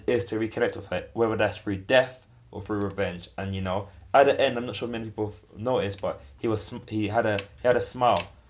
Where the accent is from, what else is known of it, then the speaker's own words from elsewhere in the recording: London, United Kingdom; I grew up in Hackney